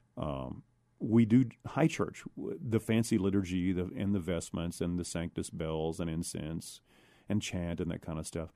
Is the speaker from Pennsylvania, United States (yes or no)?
no; San Antonio, Texas, United States; I was born and raised here in San Antonio, Texas.